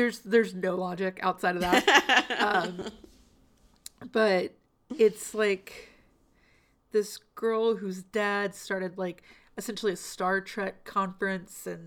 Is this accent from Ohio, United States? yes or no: no; Memphis, Tennessee, United States; moved away; I'm from Memphis. That is my hometown.